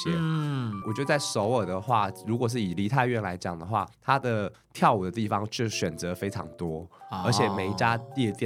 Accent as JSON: {"language": "Chinese", "country": "Taiwan", "said": "因为我毕竟我们是台湾人啦，所以我也不习惯韩国那一套。"}